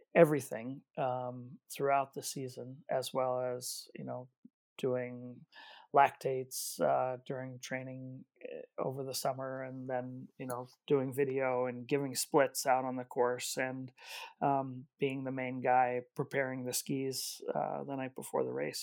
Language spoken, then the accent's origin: English; Cambridge, Massachusetts, United States; I grew up in Cambridge, Massachusetts